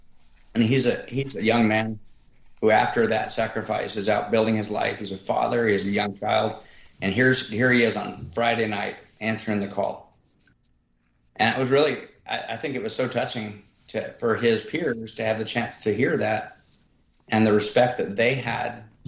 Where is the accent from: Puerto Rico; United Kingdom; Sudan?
Sudan; English is a second language; now in United States; And more importantly, I came here as a refugee to the United States. And I came here from Sudan, where I was a goat herder.